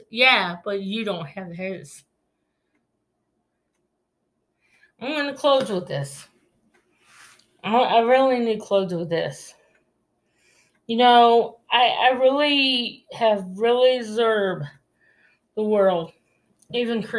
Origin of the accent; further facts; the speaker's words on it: United States; to us as American